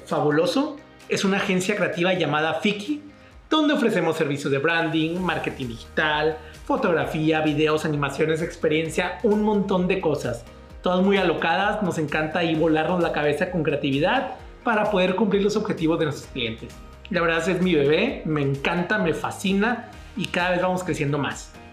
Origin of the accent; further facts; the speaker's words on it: Ciudad Victoria, Tamaulipas, Mexico; now in Monterrey, Mexico; soy de Ciudad Victoria, Tamaulipas y ya llevo 10 años aquí viviendo en la ciudad de Monterrey